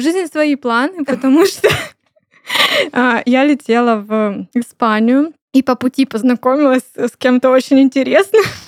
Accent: Krasnodar, Krasnodar Krai, Russia; мы все из Краснодара оказались.

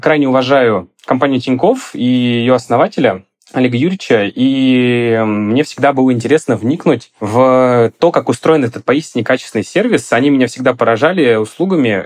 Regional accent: Volgograd Oblast, Russia; moved away as an adult; also born or lived in Moscow; Я родом из Волгограда, именно из области

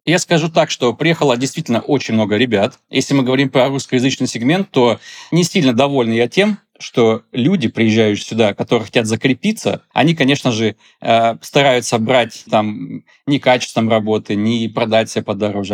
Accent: Tyumen, Tyumen Oblast, Russia; moved away as an adult; now in Dubai, United Arab Emirates; Я сам из Тюмени, то есть у меня за плечами 10 лет э, работы фотографом э, в Тюмени

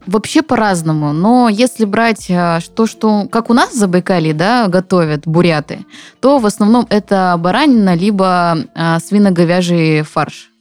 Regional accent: Zabaykalsky Krai, Russia; moved away; как говорят у нас на родине, пойдем почи почаюем или почаюем

